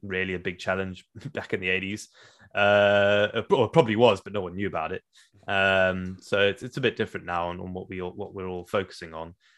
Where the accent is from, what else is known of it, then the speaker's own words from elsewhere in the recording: South Africa; moved away; growing up in Africa